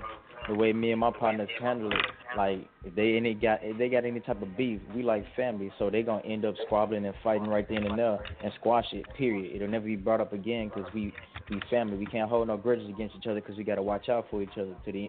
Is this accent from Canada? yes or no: no; Memphis, Tennessee, United States; now in Houston, United States; Yeah, naturally, I'm calling from Houston, Texas. But you already know I'm from that 901 Memphis 10, shout out to Orange Mound.